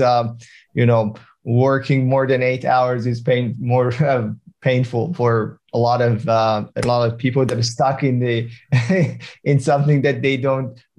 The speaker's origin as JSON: {"language": "English", "country": "Iran", "moved": "as an adult", "lives_now": "Australia", "said": "I'm from Iran. I immigrated to Australia around 10 years ago"}